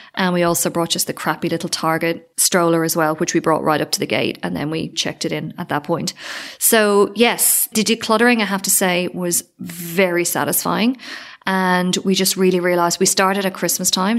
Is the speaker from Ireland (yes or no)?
yes; Ireland; also born or lived in Sydney, Australia; now in Spain; I don't know if I'm too Irish